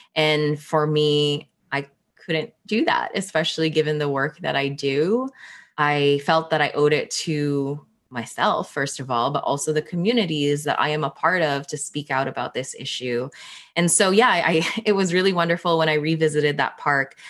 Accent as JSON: {"language": "English", "town": "Toronto", "region": "Ontario", "country": "Canada", "tie": "born or raised there", "also_born_or_lived": "Philippines"}